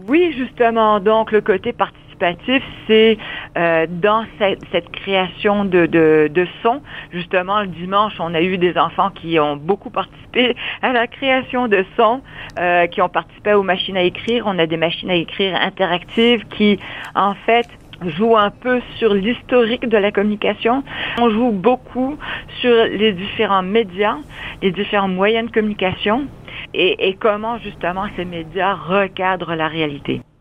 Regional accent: London, United Kingdom; also born or lived in Vancouver, Canada / Windsor, Canada; now in Montreal, Canada; je suis née à Londres

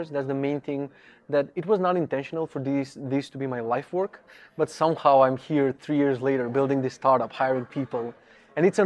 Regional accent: North Macedonia; English is a second language; now in Poland; I'm originally from Macedonia. I live in Poland for a couple of years.

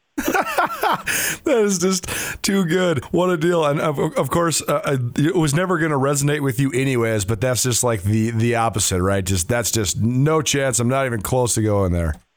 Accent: Missoula, Montana, United States; me growing up in Missoula

